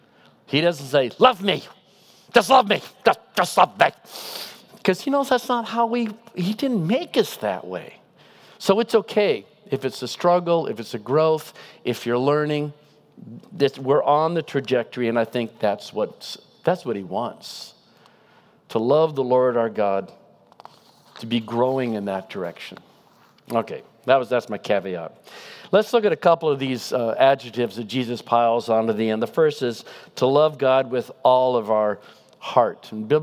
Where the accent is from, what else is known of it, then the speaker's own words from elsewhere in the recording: Pacific Northwest, United States; This illustration doesn't work great in Southern California, but I'm from the Northwest